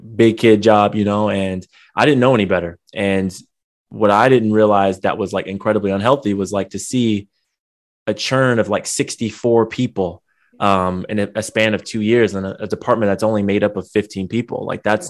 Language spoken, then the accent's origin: English; San Diego, California, United States; now in Long Beach, United States; I grew up in San Diego, born and raised, but I live out in Long Beach now in California.